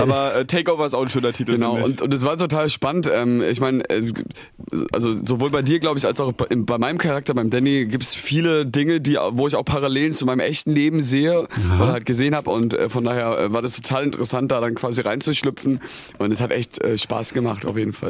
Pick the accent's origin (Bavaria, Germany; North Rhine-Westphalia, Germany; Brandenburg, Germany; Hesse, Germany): Hesse, Germany; near Darmstadt; also born or lived in Mainz; wir, sind hier geboren, aber sind dann äh, ja, 30 äh, Kilometer von hier groß geworden, aber in Hessen sitzen da in, bei Darmstadt in der Nähe